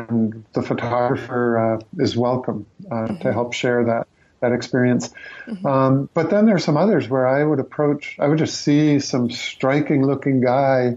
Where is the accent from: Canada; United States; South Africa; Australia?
United States; New England; also born or lived in New Mexico; as a New Englander being in New Mexico